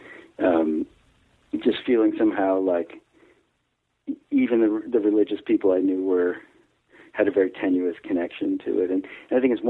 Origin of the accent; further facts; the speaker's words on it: Garwood, New Jersey, United States; now in Belmont, Massachusetts, United States; I grew up in New Jersey